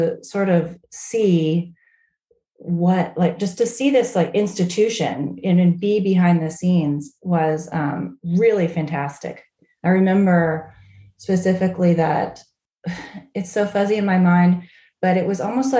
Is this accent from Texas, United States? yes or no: yes; Fort Worth, Texas, United States; also born or lived in Charleston, South Carolina; now in Charlottesville, United States; I grew up in Fort Worth, Texas